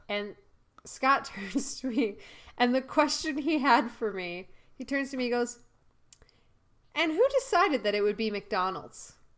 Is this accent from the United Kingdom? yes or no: no; Canada; moved away; also born or lived in United States; I moved away from Canada